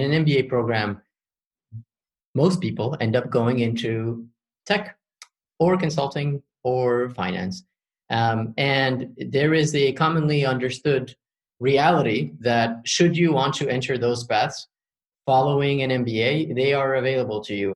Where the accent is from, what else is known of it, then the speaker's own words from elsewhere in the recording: Morocco; also born or lived in Paris, France; So I was born in Paris, and when I was five, my parents decided to move back to Morocco, which is their country of origin.